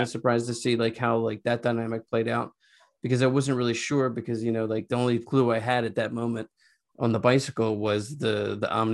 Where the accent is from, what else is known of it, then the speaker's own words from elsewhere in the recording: Philadelphia, Pennsylvania, United States; also born or lived in Los Angeles; now in Philadelphia, United States; I'm from Philadelphia